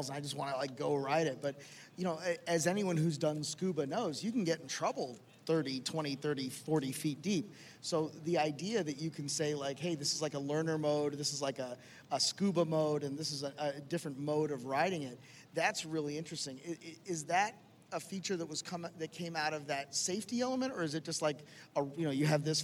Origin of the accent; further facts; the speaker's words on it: Miami, Florida, United States; Miami, which is my hometown